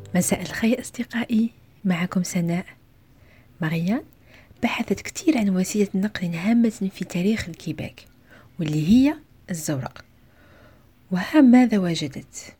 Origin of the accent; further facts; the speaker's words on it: Algeria; بلدي الجزائر